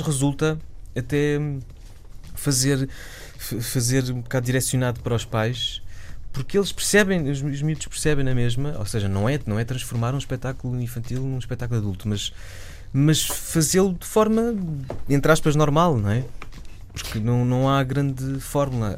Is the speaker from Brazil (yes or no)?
no; Lisbon, Portugal; also born or lived in Vila Nova de Santo André; Eu, eu, sou de Lisboa, mas morava na altura em Vila Nova de Santo André